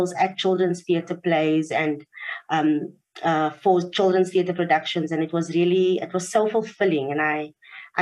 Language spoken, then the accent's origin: English; Cape Town, Western Cape, South Africa; moved away as an adult; also born or lived in Humansdorp, Eastern Cape; now in Johannesburg, South Africa; I was born there and raised in Cape Town. So when I was 1 year old, my parents moved to Cape Town, and that's where I had most of my upbringing, my schooling and everything